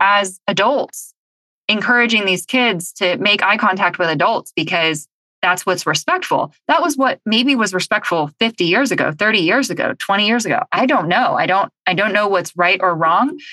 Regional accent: Southern California, United States; I grew up in Southern California

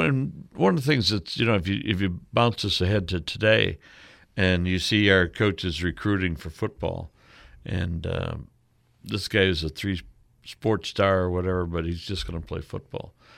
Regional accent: Illinois, United States; my hometown, Illinois

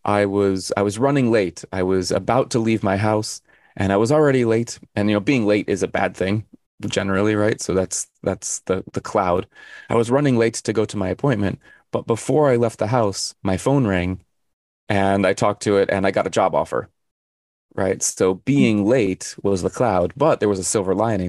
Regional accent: Arizona, United States; I'm from Arizona

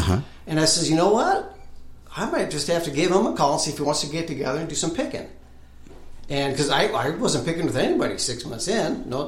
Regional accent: Northern Illinois, United States; moved away as an adult; also born or lived in Minnesota; now in Nashville, United States; Northern Illinois is where I lived most of my life.

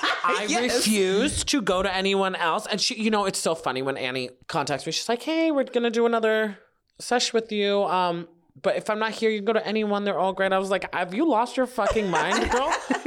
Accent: New York, United States; accent: New York; Trained myself being in entertainment to like let go of my New York accent.

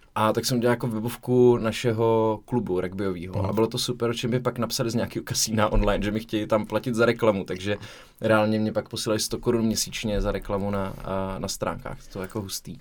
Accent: Zlín, Zlín Region, Czechia; já jsem ze Zlína rodák

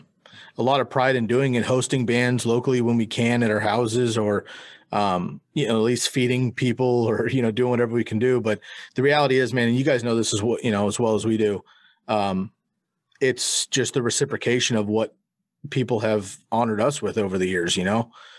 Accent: Eugene, Oregon, United States; But we've known that our backs are against the wall growing up in the Pacific Northwest. And if we were in Portland or Seattle, it might be a little bit different. But little Eugene, you know, it's hard.

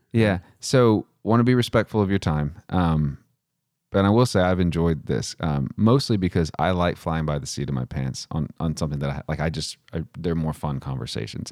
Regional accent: Midland, Texas, United States; also born or lived in Odessa, Texas; out where I'm from

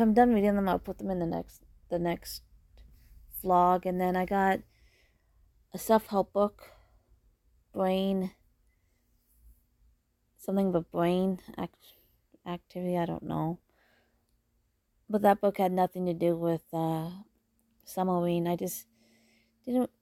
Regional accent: Canada; I'm Canadian

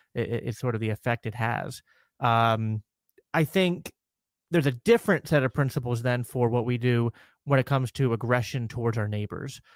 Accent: Minnesota, United States; fellow fellow Minnesotian

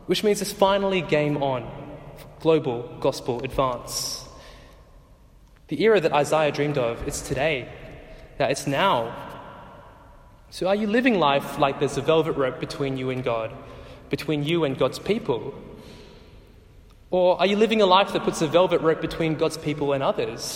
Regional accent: Australia; Growing up in Australia as Sri Lankans

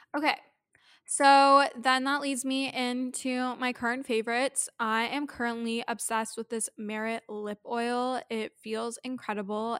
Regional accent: Thornhill, Ontario, Canada; now in Toronto, Canada; I grew up in Thornhill

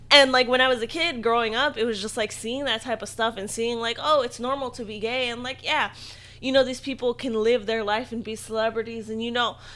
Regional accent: Philippines; especially as a Filipino person

